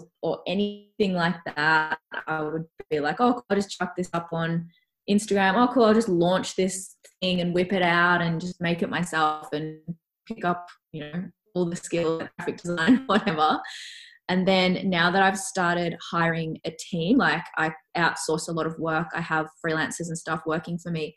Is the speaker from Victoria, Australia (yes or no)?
yes; Melbourne, Victoria, Australia; also born or lived in Canada; I'm from Melbourne originally, so Melbourne is so, so cold